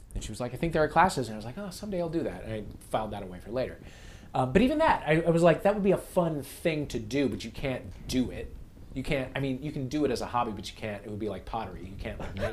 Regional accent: St. Louis, Missouri, United States; we lived in St. Louis

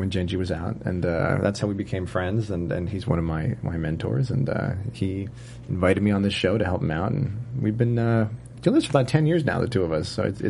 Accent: New York, United States; New York. Originally.

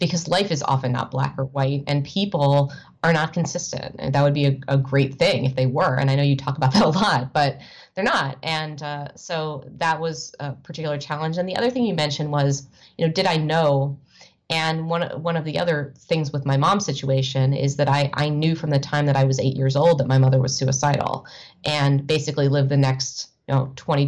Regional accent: United States; moved away as an adult; also born or lived in Evanston, Illinois / New York / Chicago; my life growing up in the Washington, D.C. suburbs

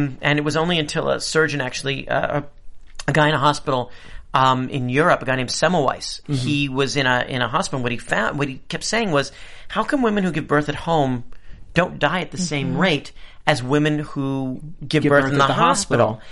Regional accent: New York City, New York, United States; I grew up in New York City with kids who were sort of betwixt and between.

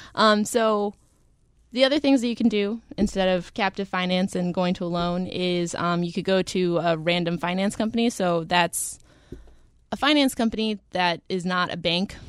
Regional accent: the South, United States; moved away; technically I grew up in the South.

